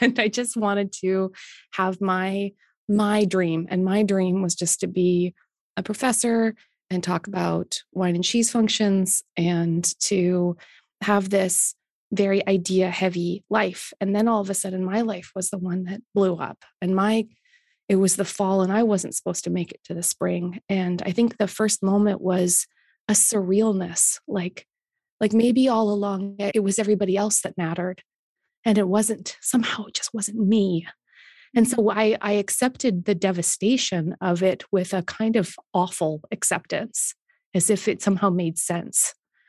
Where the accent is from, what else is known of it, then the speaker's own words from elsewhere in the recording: Canada; As a Canadian